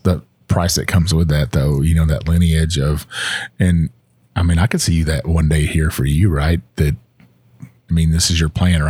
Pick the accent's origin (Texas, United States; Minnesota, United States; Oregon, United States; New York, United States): Texas, United States; I'm from Texas